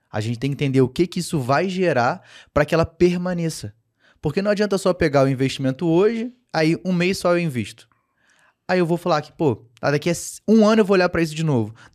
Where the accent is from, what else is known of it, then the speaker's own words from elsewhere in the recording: Rio de Janeiro, Brazil; eu, como carioca, né, cara, assim, meu time nunca foi rebaixado.